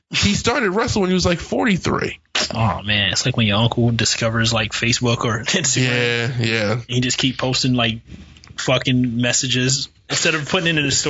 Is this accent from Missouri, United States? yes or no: no; North Carolina, United States; I'm from North Carolina.